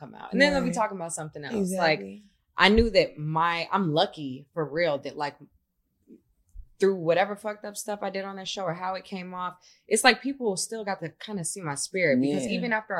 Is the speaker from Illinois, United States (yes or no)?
yes; Chicago, Illinois, United States; now in Los Angeles, United States; I'm from Chicago.